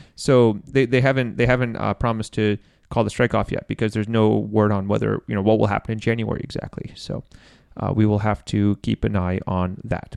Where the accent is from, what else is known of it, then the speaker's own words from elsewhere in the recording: Maine, United States; moved away; from my hometown